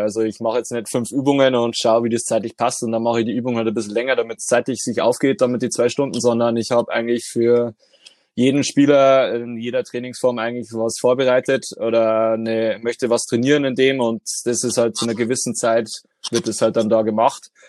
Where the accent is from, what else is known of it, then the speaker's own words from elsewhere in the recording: Deggendorf, Bavaria, Germany; bin gebürtiger Deckendorfer